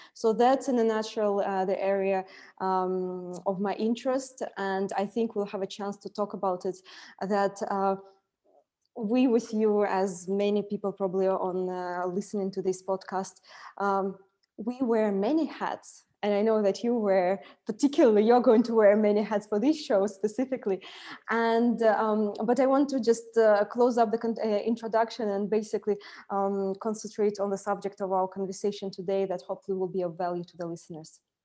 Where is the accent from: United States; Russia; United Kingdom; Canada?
Russia; Siberia; moved away as an adult; now in Dubai, United Arab Emirates; I was born in uh, Siberia